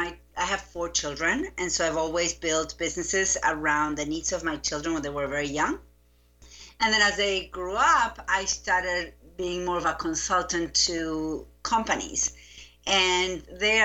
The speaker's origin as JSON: {"language": "English", "region": "Buenos Aires", "country": "Argentina", "tie": "born or raised there", "second_language": "English", "moved": "as an adult", "lives_now": "United States", "said": "I grew up in Buenos Aires. I lived there until I was 25"}